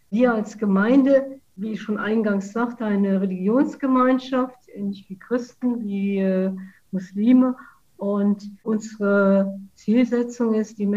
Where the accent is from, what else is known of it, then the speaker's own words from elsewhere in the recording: Saarlouis, Saarland, Germany; Ich komme aus Saarlouis, bin Saarländerin, ein Saarlouier Mädchen